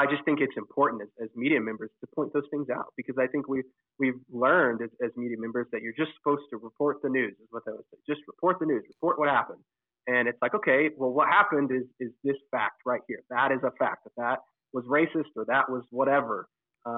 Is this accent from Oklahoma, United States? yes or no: yes; Oklahoma, United States; growing up in Oklahoma